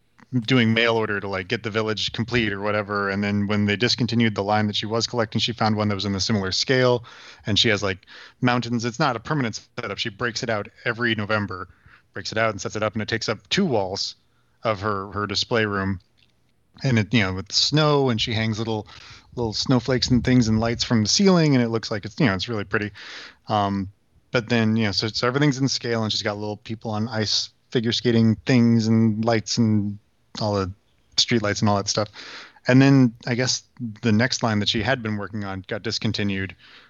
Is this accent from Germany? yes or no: yes; Germany; also born or lived in United States; my parents met in Germany in the 70s, and I'm from there, but I was born in the States.